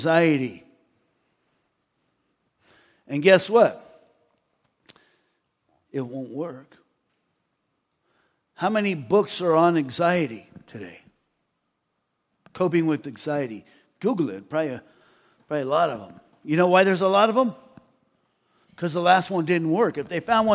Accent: United States; also born or lived in Austria; I'm an American who speaks English

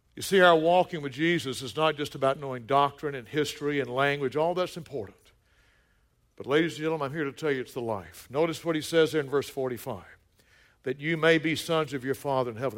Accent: the South, United States; moved away; also born or lived in Colorado Springs; When I was growing up in the South

